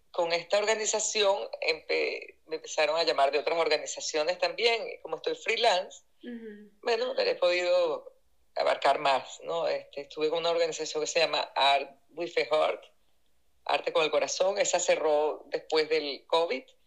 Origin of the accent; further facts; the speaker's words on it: Venezuela; moved away as an adult; now in Indianapolis, United States; yo digo que yo crecí en Venezuela y vine a envejecer en Estados Unidos